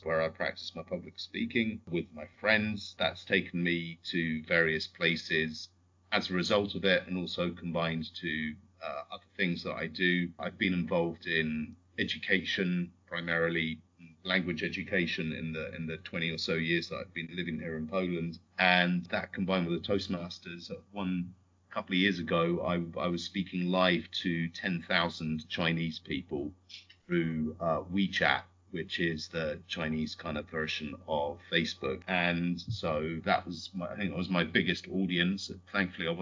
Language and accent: English; United Kingdom; also born or lived in Canada; I'm British, but I'm also Canadian, although you can't really tell from my accent, because my mum grew up in Canada.